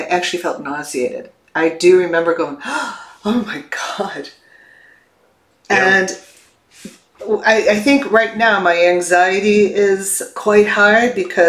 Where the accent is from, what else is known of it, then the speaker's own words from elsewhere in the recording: Chicago, Illinois, United States; I grew up in the Chicago area